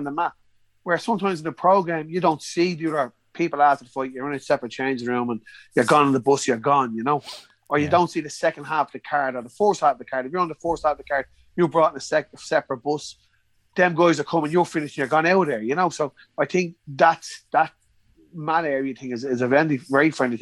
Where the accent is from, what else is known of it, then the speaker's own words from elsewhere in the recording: Ireland; We're from Ireland. We're in England.